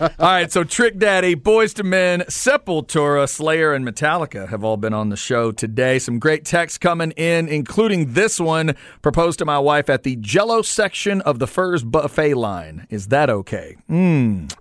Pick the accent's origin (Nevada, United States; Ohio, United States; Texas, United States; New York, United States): Texas, United States; Waxahachie; Growing up in Waxahachie